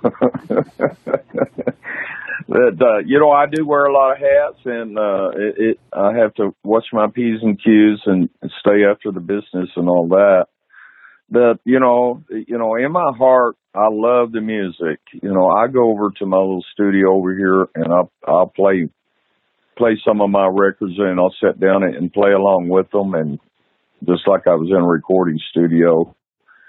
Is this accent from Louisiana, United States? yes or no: no; Texas, United States; I'm from Texas, and I'm very proud of Texas and devoted to this state.